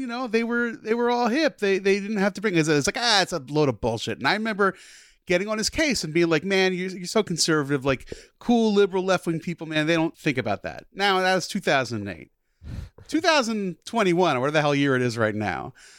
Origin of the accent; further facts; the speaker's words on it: New Jersey, United States; I grew up in Jersey